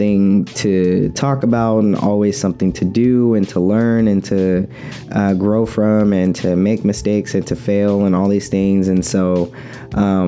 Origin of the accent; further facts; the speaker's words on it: Oakland, California, United States; I'm from Oakland